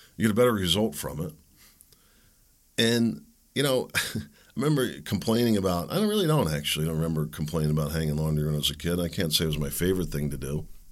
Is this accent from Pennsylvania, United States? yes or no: yes; Pennsylvania, United States; I grew up playing in Pennsylvania's creeks, the streams, the woods, tracking animals